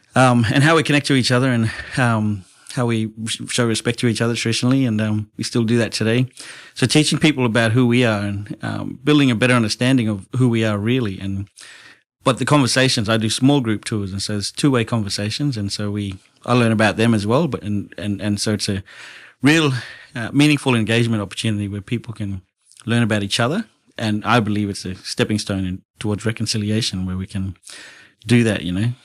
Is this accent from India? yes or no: no; Broome, Western Australia, Australia; I was born here in Broome thirty-eight years ago.